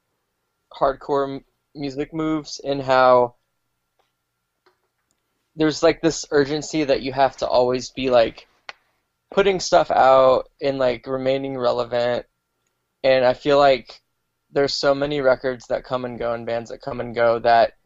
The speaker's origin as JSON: {"language": "English", "region": "Alaska", "country": "United States", "tie": "born or raised there", "moved": "yes", "said": "growing up in Alaska"}